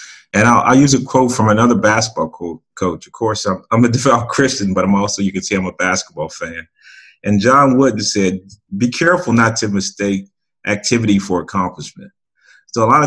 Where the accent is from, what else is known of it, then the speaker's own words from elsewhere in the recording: outside Chicago, Illinois, United States; I grew up outside Chicago